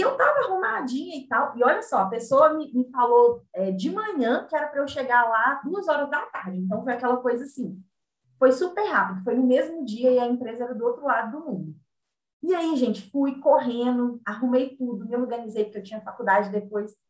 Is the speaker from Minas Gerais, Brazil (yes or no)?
yes; Belo Horizonte, Minas Gerais, Brazil; Eu sou de BH.